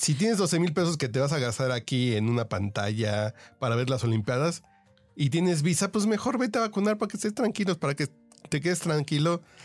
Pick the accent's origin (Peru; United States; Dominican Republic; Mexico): Mexico; yo como mexicano